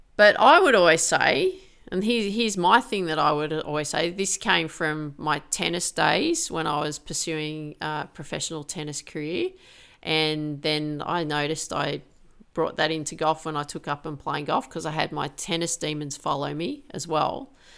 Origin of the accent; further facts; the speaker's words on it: Grafton, New South Wales, Australia; I grew up in Grafton.